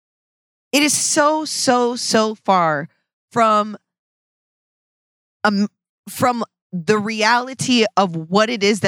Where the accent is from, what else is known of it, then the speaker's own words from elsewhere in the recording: Seattle, Washington, United States; I'm from Seattle